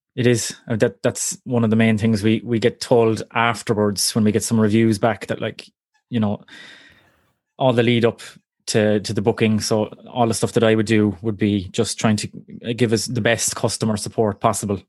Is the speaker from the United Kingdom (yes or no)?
no; Cork, Munster, Ireland; also born or lived in Kerry; I'm from Cork originally